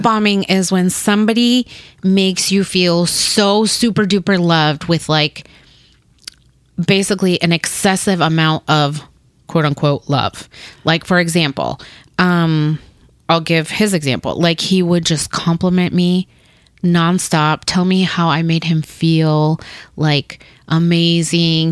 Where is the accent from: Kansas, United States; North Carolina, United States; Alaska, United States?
Kansas, United States; Topeka; English is a second language; also born or lived in Paraguay / Burlingame, Kansas; now in Kansas City, United States; we lived we lived in Burlingame for about a year. Then we moved and we grew up in Topeka, Kansas